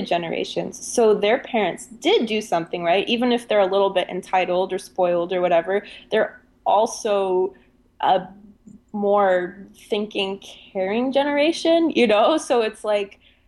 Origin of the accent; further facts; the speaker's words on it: Germany; I especially growing up in Germany